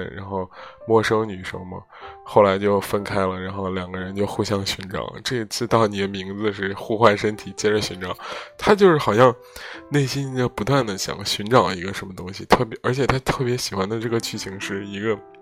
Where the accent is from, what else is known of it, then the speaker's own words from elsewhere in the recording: Zhengzhou, Henan, China; moved away; also born or lived in Rotterdam; 在回家乡郑州的路上